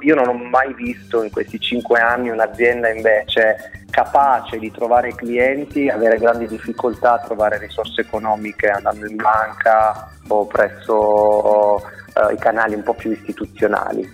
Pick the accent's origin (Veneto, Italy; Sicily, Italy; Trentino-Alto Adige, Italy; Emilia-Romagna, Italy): Sicily, Italy; Caltagirone; moved away as an adult; also born or lived in Milan; dalla mia terra di origine